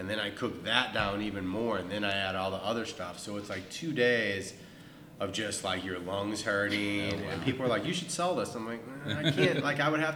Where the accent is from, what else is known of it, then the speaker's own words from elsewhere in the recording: St. Louis, Missouri, United States; moved away as an adult; also born or lived in New York; now in Texas, United States; I grew up in St. Louis